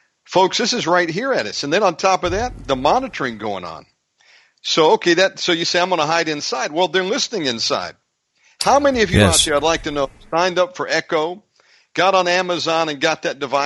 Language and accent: English; United States; as an American